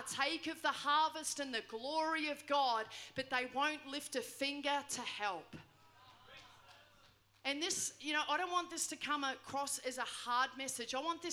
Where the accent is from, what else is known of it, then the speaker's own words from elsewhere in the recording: New Zealand; moved away; I grew up in New Zealand